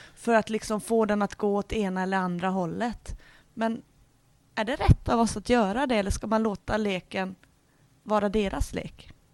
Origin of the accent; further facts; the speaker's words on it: Norrland, Sweden; jag är ju från Norrland och där har vi mycket vinterlek